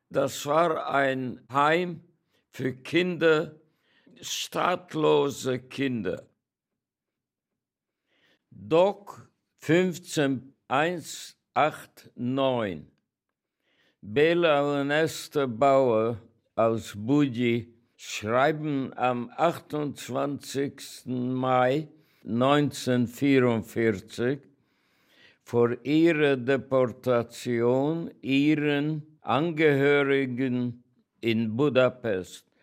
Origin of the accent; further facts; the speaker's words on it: Oradea, Bihor County, Romania; born there; Ich bin geboren in Großwardein, Ungarn. Meine Eltern waren ungarische Bürger